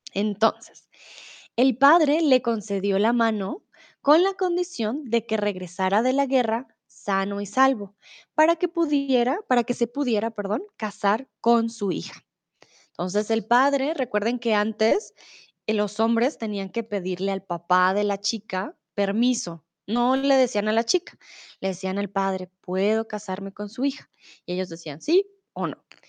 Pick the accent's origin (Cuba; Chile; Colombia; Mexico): Colombia; now in Germany; soy de Colombia, comúnmente vivo en Alemania